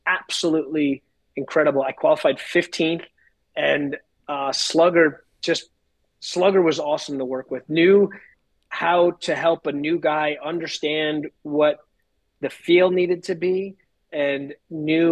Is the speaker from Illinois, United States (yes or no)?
no; Long Island, New York, United States; I grew up on Long Island, New York